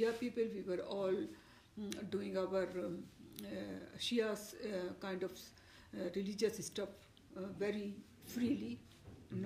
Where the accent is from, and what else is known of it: Pakistan; born or raised there; moved away as an adult; also born or lived in India / England